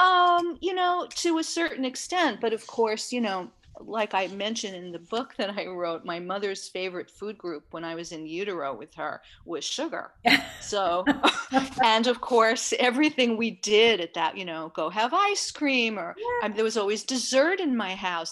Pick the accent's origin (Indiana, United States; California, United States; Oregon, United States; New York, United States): New York, United States; New York City; I grew up in Manhattan in New York City